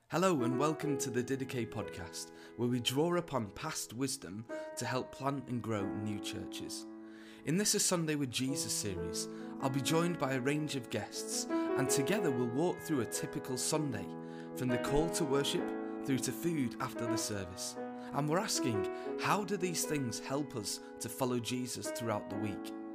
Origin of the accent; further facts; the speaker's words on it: Lancashire, North West England, United Kingdom; I'm from Lancashire